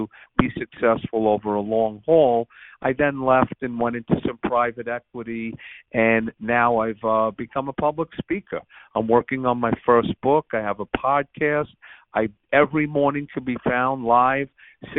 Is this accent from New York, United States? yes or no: yes; New York City, New York, United States; I'm a New Yorker. I grew up there. And I learned a lot about life on the streets of growing up in Brooklyn.